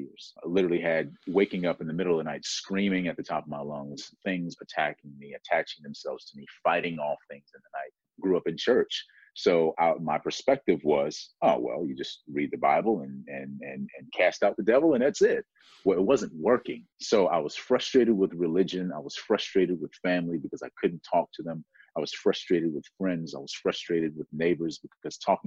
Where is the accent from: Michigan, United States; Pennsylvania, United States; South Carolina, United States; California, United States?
South Carolina, United States; I grew up in South Carolina